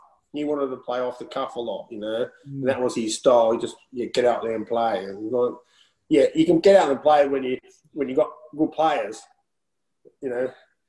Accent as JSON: {"language": "English", "country": "Netherlands", "said": "because when I come from Holland and how they play football and how they prepare for games"}